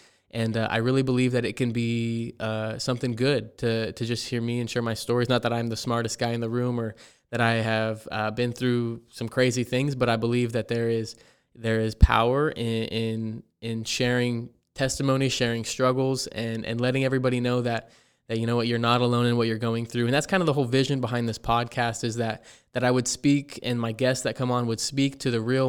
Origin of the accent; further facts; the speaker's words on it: Ontario, Oregon, United States; born there; also born or lived in Payette, Idaho; I was born in Ontario, Oregon. I lived the first couple years of my life in Payette, Idaho, which is about 4 hours from where I'm at now.